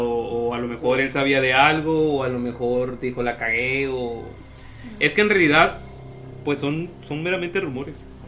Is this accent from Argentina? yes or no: no; Mexico; somos mexicanos